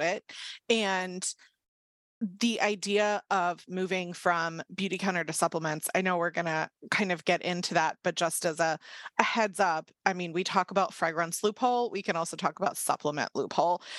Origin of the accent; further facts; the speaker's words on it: Washington, District of Columbia, United States; D C, which is obviously my hometown, the suburbs, not the actual city